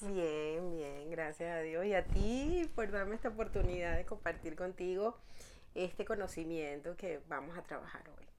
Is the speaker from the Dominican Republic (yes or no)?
no; La Guaira, Vargas, Venezuela; moved away as an adult; now in Madrid, Spain; mi ciudad natal que era eh, el estado Vargas, en La Guaira